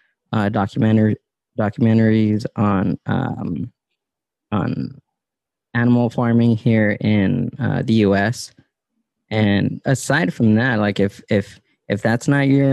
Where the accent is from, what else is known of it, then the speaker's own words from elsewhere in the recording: Southern California, United States; growing up in SoCal